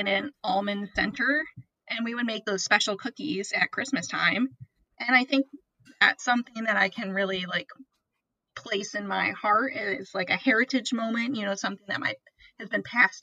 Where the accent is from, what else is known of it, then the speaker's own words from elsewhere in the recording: South Haven, Michigan, United States; I'm from South Haven, Michigan